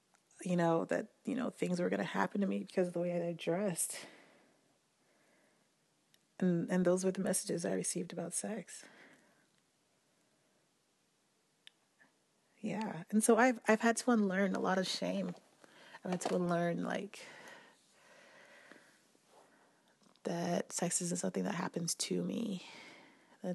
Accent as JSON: {"language": "English", "town": "Port-au-Prince", "region": "Ouest", "country": "Haiti", "tie": "born or raised there", "said": "I grew up in Haiti, in Port-au-Prince"}